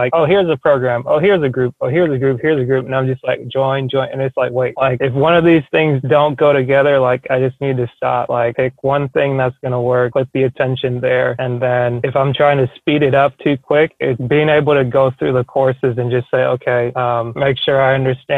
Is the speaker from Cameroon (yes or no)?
yes; Cameroon; And I'm originally from Cameroon, which is known well for playing soccer